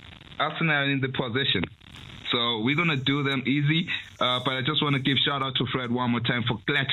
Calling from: South Africa; I'm calling in from South Africa

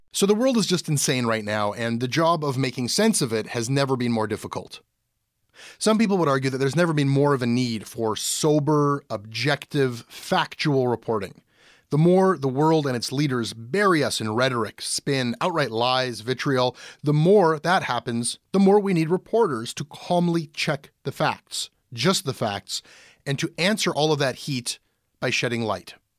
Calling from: Montreal, Quebec, Canada; I'm calling from Montreal and I work in marketing.

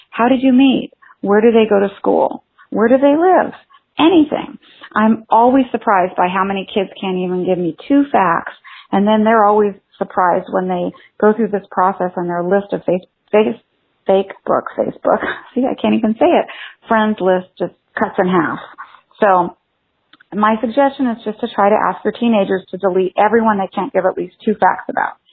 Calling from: San Francisco Bay Area, California, United States; I'm calling from the San Francisco Bay Area

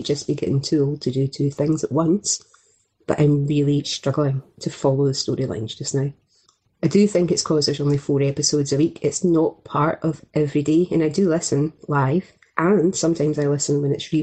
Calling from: East Dunbartonshire, Scotland, United Kingdom; I am calling you from a sunny but absolutely freezing eastern Bartonshire

